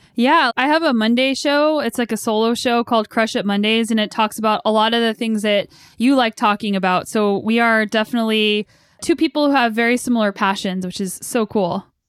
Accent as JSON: {"language": "English", "country": "United States", "moved": "yes", "lives_now": "Canada", "said": "living in Canada and being an American"}